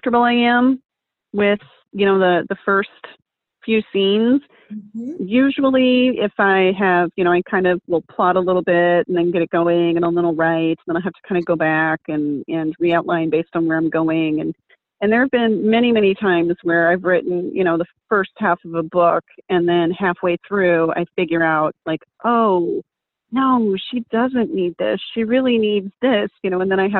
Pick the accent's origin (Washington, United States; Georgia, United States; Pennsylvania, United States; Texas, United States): Texas, United States; I grew up in Texas.